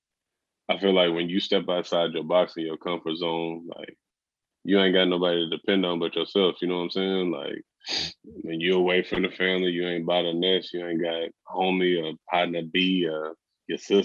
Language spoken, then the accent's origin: English; Texas, United States; moved away as an adult; now in Oregon, United States; from Texas